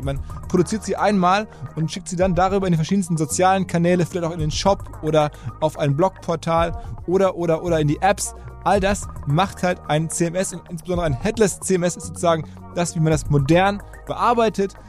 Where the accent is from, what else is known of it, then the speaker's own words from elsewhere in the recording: Ruhr area, North Rhine-Westphalia, Germany; Auch ein Kind des Ruhrgebiets, genau wie ich.